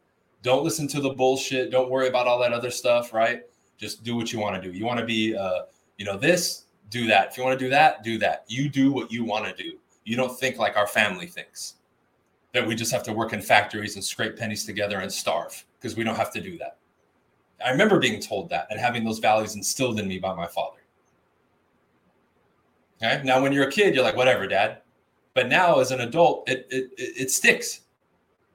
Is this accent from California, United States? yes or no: yes; Huntington Park, California, United States; I grew up in Huntington Park, California, which is right next to South